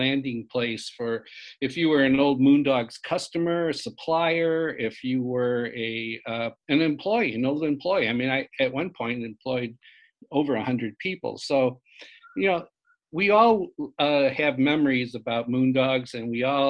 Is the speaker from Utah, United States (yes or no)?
no; Joliet, Illinois, United States; I grew up in Joliet, Illinois, which is about 60 miles southwest of Chicago